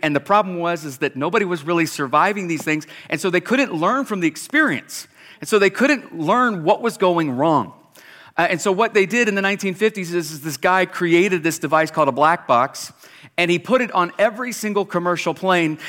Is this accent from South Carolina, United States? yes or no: yes; South Carolina, United States; moved away as an adult; now in Boise, Idaho, United States; we're not from Alabama, we're from South Carolina